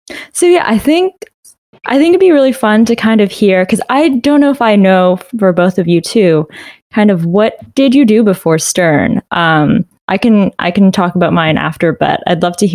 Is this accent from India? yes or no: no; Canada; moved away as an adult; also born or lived in Waterloo, Ontario; now in United States; I'm originally from Canada